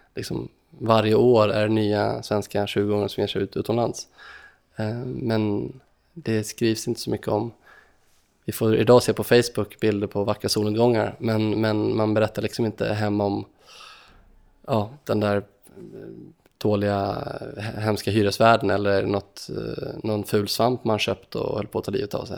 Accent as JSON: {"language": "Swedish", "country": "Sweden", "said": "vi som svenskar"}